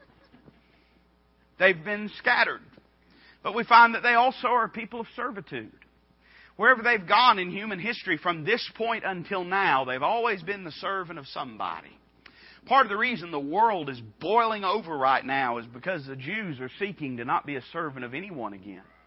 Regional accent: Appalachia, United States; I was raised as an Appalachian American

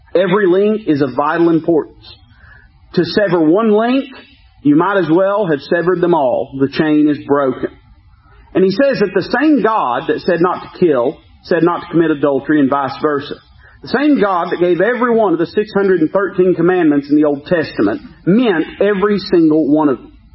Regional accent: United States; as an American

